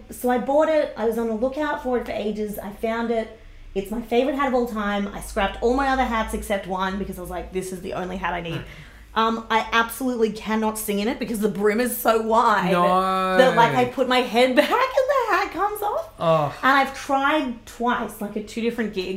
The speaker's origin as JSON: {"language": "English", "town": "Sydney", "region": "New South Wales", "country": "Australia", "moved": "as an adult", "lives_now": "Brisbane, Australia", "said": "I'm from Greater Sydney"}